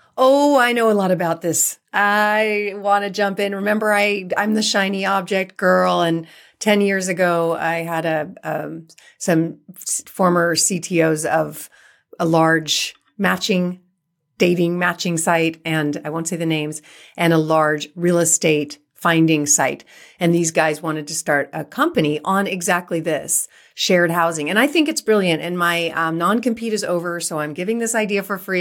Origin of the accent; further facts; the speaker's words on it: Silicon Valley, California, United States; I'm from California. I was born and raised in the Silicon Valley